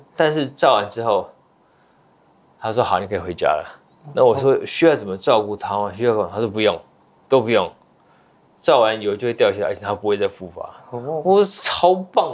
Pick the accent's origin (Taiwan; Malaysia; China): Taiwan; moved away as an adult; also born or lived in United States; 我其实是在美国出生的哦。我，我爸妈在那边留学生，然后在美国出生，五岁我到台湾来留学，到，嗯，大学毕业，呃，十八年，呃，毕业后又回去美国念书，所以在台湾留学了十八年